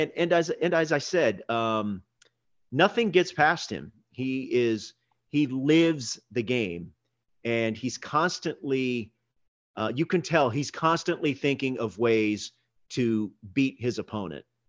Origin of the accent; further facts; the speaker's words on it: Houston, Texas, United States; I grew up in Houston.